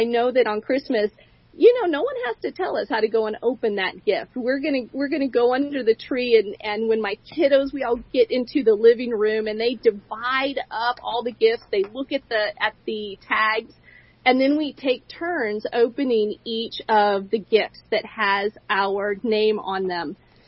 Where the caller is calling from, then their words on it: Boise, Idaho, United States; with Love Talk, and I'm calling in from Boise, Idaho.